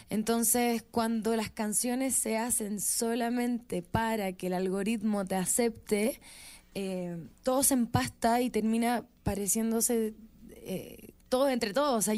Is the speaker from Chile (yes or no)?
yes; Viña del Mar, Valparaíso, Chile; Sí, soy de Viña.